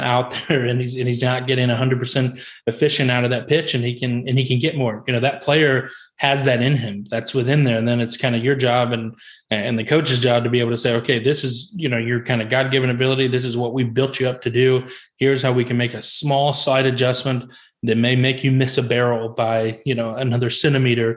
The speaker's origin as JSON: {"language": "English", "town": "Indianapolis", "region": "Indiana", "country": "United States", "tie": "born or raised there", "moved": "yes", "lives_now": "St. Louis, United States", "said": "we're from Indianapolis originally and obviously grew up in the Peyton Manning era"}